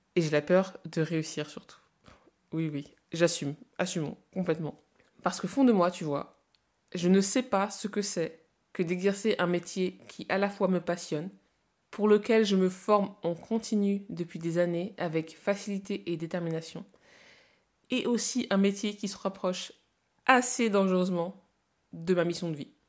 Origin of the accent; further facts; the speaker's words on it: France; also born or lived in Congo / Lille; je suis née au Congo et je suis arrivée en France à 4 ans